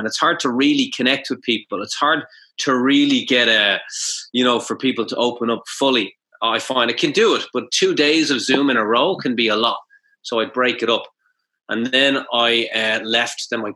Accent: Ireland; moved away as an adult; now in Japan; we have a famous hero called Cú Chulainn that we learned about

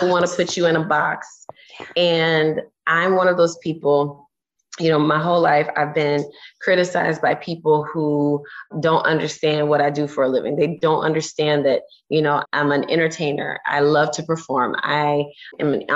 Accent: Orlando, Florida, United States; I'm from Orlando, Florida. I'm just a girl from Orlando

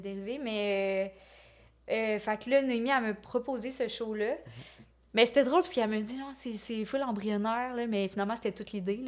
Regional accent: Lévis, Quebec, Canada; moved away as an adult; now in Montreal, Canada; Et moi, je viens de Lévis.

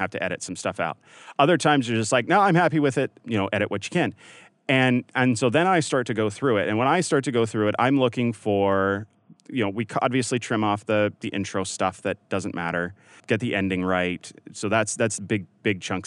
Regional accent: Canada; now in United States; growing up in Canada

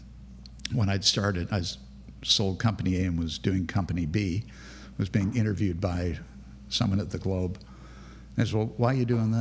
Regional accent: Canada; also born or lived in Grand Cayman / Bonita Springs; we're from Canada

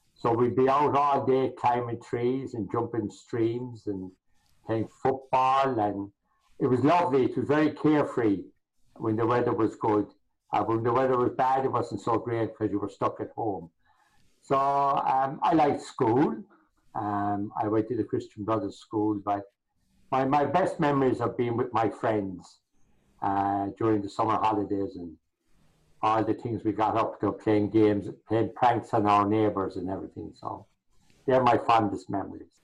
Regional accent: Limerick, Munster, Ireland; moved away as an adult; also born or lived in Lagos, Nigeria / South Africa / Boston, United States; now in Chicago, United States; where I grew up in the city of Limerick, I lived on a big housing estate

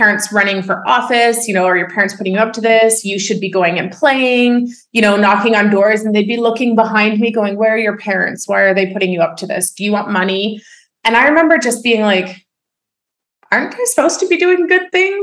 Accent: Oakville, Ontario, Canada; I was born and raised in Oakville, Ontario

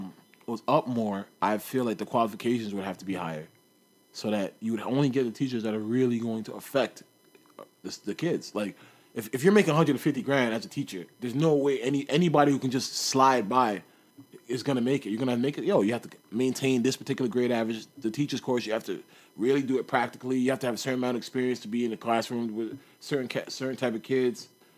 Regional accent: Canada; I'm Canadian.

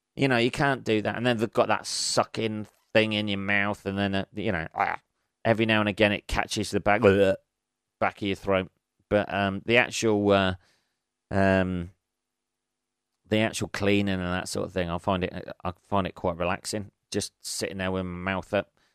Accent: England, United Kingdom; I'm an Englishman.

